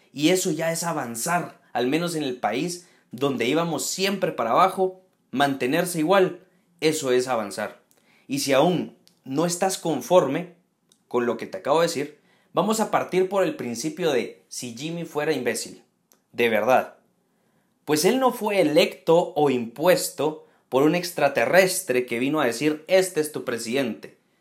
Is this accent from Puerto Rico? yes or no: no; Guatemala; en Guatemala, en mi país